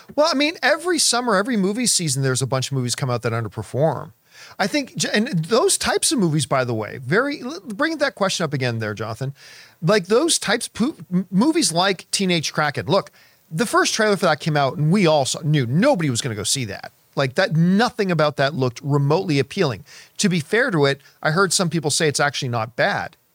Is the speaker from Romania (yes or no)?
no; Hamilton, Ontario, Canada; moved away as an adult; now in Los Angeles, United States; that's my hometown, the Hammer